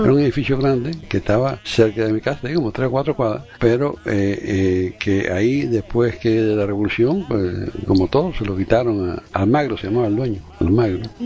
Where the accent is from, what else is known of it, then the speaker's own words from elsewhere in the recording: Cuba; yo no soy gallego, yo nací en Cuba